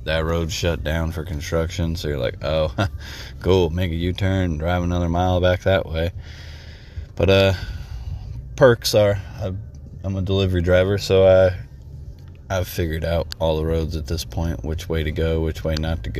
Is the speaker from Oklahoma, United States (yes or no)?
no; Texas, United States